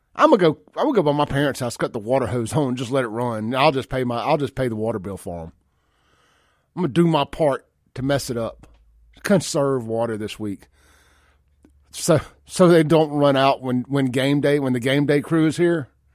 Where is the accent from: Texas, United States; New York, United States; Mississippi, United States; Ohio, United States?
Mississippi, United States; Jackson; I grew up on Lynch Street at my dad's store